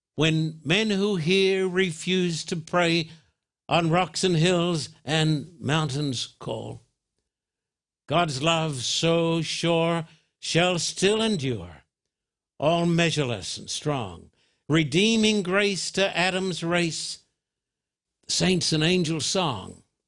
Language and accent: English; Australia; now in United States; when I was brought up in Australia